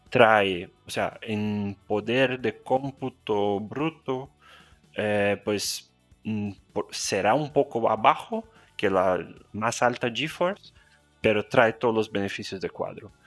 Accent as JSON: {"language": "Spanish", "country": "Brazil", "also_born_or_lived": "Spain", "second_language": "Spanish", "said": "mi acento, soy brasileño, estoy en São Paulo"}